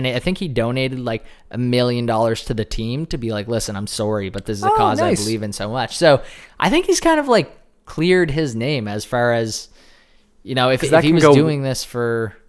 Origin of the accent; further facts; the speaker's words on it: Canada; we're Canadian.